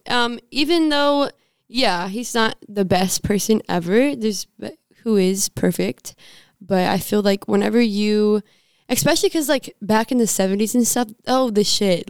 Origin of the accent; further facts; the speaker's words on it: Southern, United States; accent: Southern twang; my little Southern twang